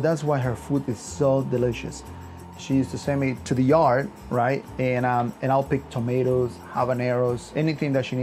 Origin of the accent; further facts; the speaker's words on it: Yucatán, Mexico; also born or lived in Arlington, Virginia; now in United States; I'm from Yucatan, Mexico. I pretty much grew up in a farm